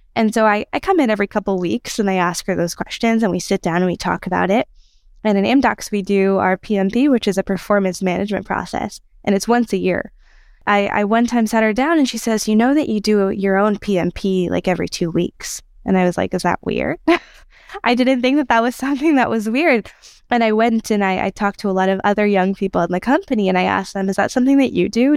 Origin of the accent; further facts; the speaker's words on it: United States; moved away as an adult; now in Israel; I'm from America and from Israel, and I've been in Israel for two years now